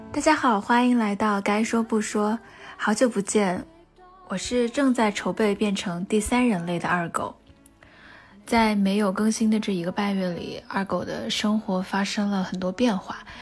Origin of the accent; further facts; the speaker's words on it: Wuhan, Hubei, China; 我跟他是同一所学校的子弟，在华中科技大学生活了十八年